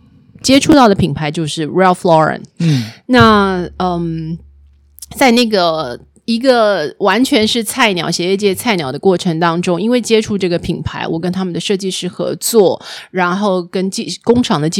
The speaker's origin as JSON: {"language": "Chinese", "country": "Taiwan", "moved": "yes", "said": "那可是我们台湾人哦，"}